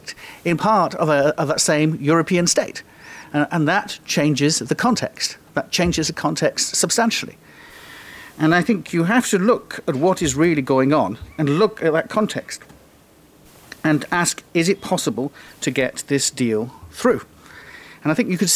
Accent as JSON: {"language": "English", "country": "United Kingdom", "said": "I am British"}